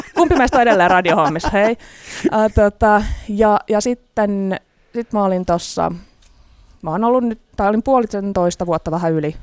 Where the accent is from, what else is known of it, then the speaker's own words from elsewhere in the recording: Helsinki, Uusimaa, Finland; Mä olen helsinkiläinen toimittaja